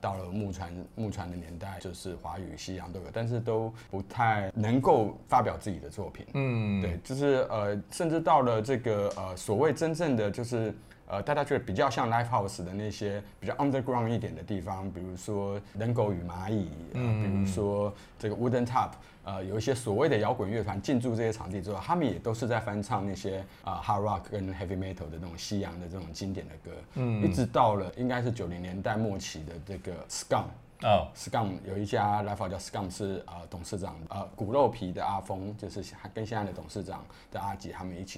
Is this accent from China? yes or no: no; Taipei, Taiwan; 台北，好，从小就在台北，